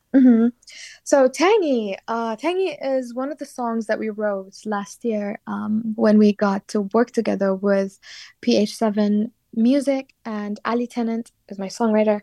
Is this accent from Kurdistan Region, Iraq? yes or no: yes; Sulaymaniyah, Kurdistan Region, Iraq; moved away as an adult; now in London, United Kingdom; I was born and raised in a city called Slemani